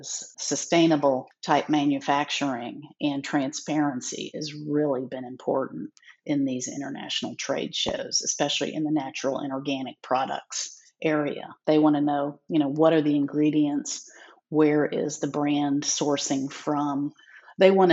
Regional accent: Jacksonville, Florida, United States; moved away as an adult; also born or lived in New York City; I grew up in Jacksonville, Florida

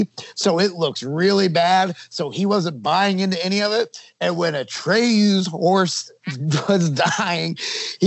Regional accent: United States

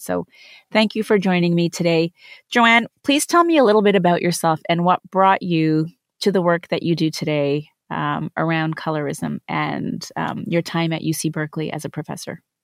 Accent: Canada; also born or lived in India; now in United States; As an Indian-born, Canadian-raised American woman

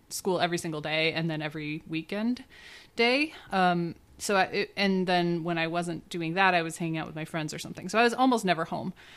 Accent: Grand Rapids, Michigan, United States; I grew up in Grand Rapids.

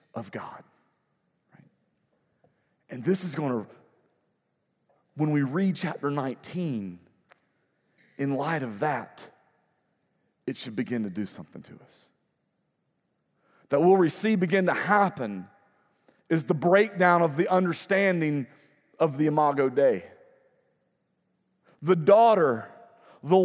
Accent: United States; I, as an American

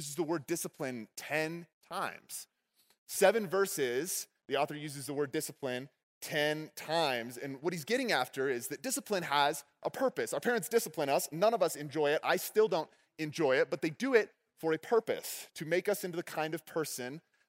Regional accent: Texas, United States; When I was growing up in Texas, my dad owned a karate

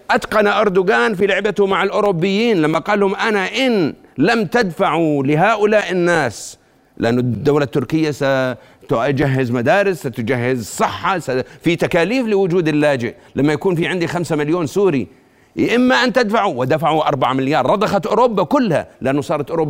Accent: Jordan; وإحنا للعلم وهذا كلنا كأردنيين الآن بتكلم كأردنيين

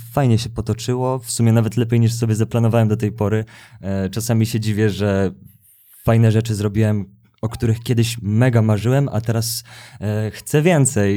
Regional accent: Gdańsk, Pomeranian Voivodeship, Poland; moved away as an adult; also born or lived in Kraków; now in Warsaw, Poland; jestem z Gdańska. I, I od razu po liceum przeprowadziłem się do Krakowa

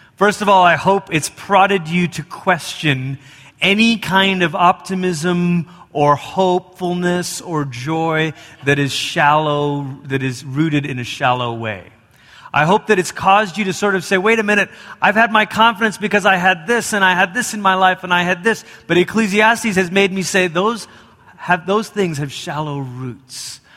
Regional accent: Malaysia; moved away; I grew up in Malaysia

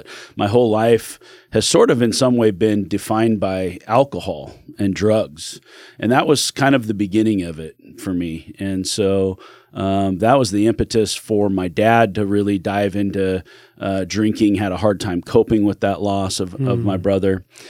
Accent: California, United States; born there; now in Oregon, United States; I was born in California. Don't kick me off your show for that.

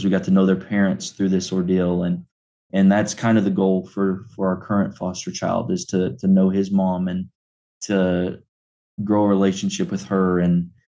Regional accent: Clinton, United States; I was born and raised here in Clinton at the Cumberland Presbyterian Church

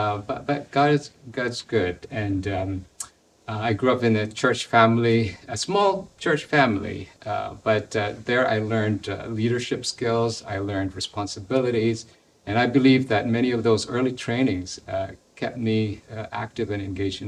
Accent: Philippines; Well, like many other Filipinos, we were poor, and so life was hard.

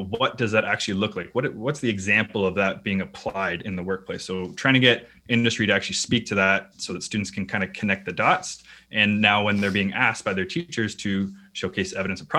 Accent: Canada; I'm Canadian

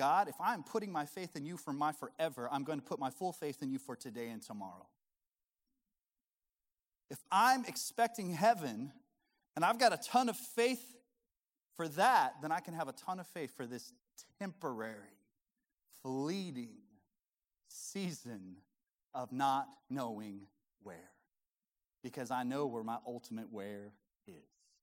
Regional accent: Colorado, United States; I was born and raised in Colorado

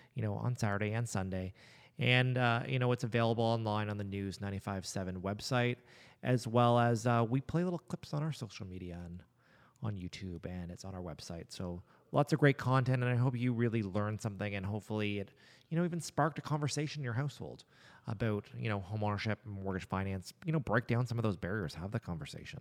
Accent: Nova Scotia, Canada; I was born in Nova Scotia

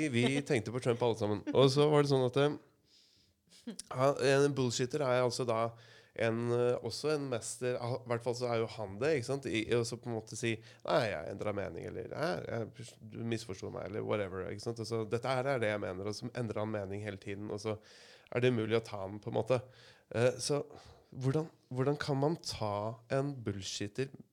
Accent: Asker, Akershus, Norway; now in Kragerø, Norway; for jeg er jo innflytter. Jeg kommer fra Asker

